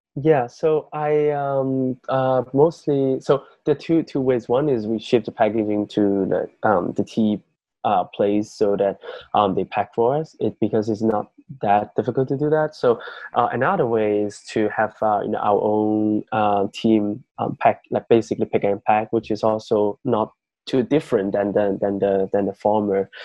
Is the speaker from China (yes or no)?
yes; Yunnan, China; moved away; my hometown um, is in um, a province in mainland China called um, Yunnan